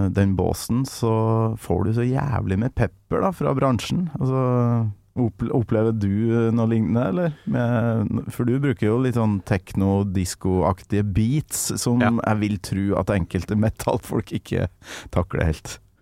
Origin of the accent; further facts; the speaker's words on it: Trøndelag, Norway; der jeg kommer fra, oppe i Nord-Trøndelag